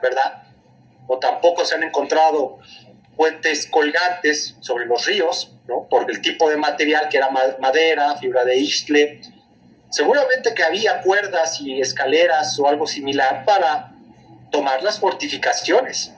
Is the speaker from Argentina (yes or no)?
no; Mexico